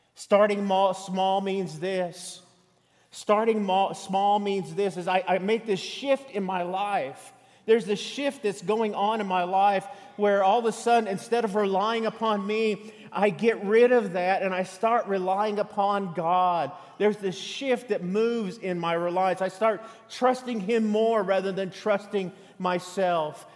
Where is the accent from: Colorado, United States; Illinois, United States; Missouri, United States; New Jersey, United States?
Colorado, United States; moved away as an adult; now in Texas, United States; I was born in Colorado.